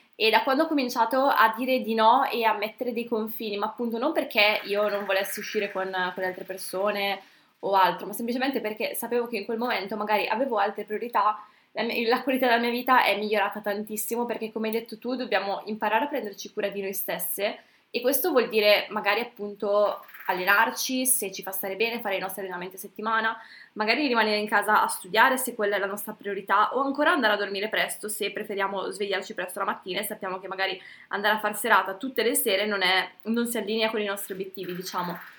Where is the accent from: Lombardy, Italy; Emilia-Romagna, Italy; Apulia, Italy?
Lombardy, Italy; Brescia; Io sono di Brescia